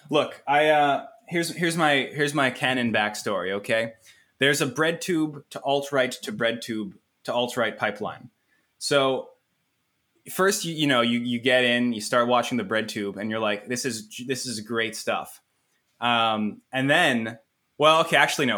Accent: Ottawa, Ontario, Canada; I am now back in my, in, in Ottawa, my hometown, uh, my home city

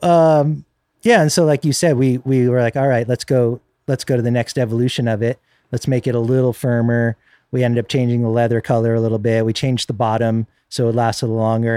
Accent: Northern California, United States; I grew up in Northern California

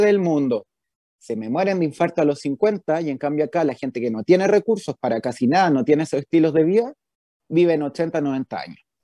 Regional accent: Viña del Mar, Valparaíso, Chile; moved away as an adult; also born or lived in Santiago / New York; yo soy de Viña, entonces me vine a ir solo a Santiago

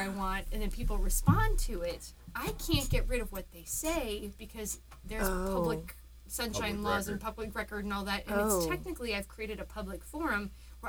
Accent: Centerville, Ohio, United States; I grew up in Centerville, which is a suburb of Dayton

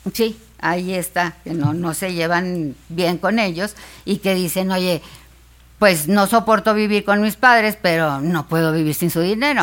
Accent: Monterrey, Nuevo León, Mexico; Yo soy de Monterrey

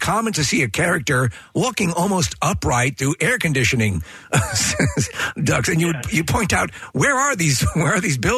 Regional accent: New York, United States; now in Philadelphia, United States; I'm from New York, and it was that was the Sheepshead Bay

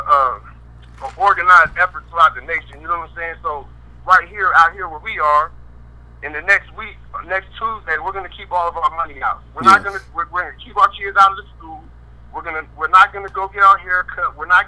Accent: Colorado Springs, Colorado, United States; So I'm out here in Colorado Springs right now. This is my hometown

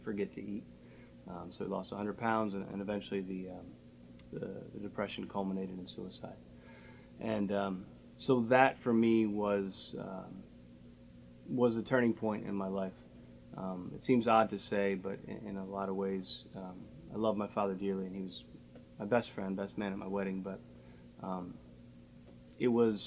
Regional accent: Harford County, Maryland, United States; born and raised in Harford County.

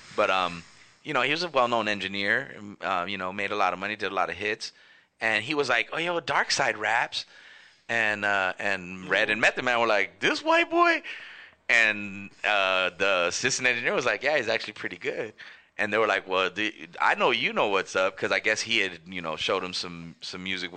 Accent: Los Angeles, California, United States; I'm from Northeast LA, the King Island Park.

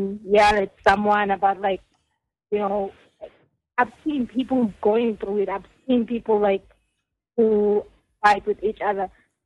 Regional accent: KwaZulu-Natal, South Africa; I will tell you then that I'm from KwaZulu-Natal.

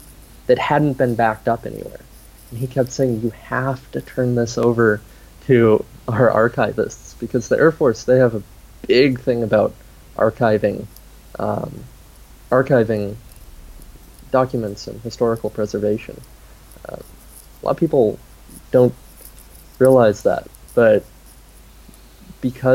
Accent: United States; as an American

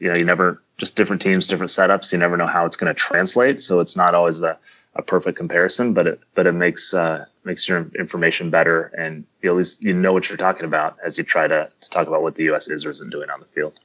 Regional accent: Kansas City, United States; I'm from the Kansas City area

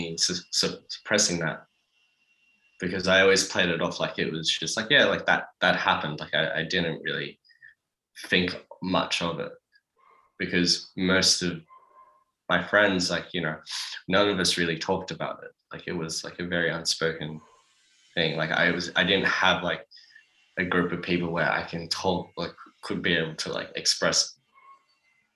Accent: Sydney, New South Wales, Australia; growing up in the Shire

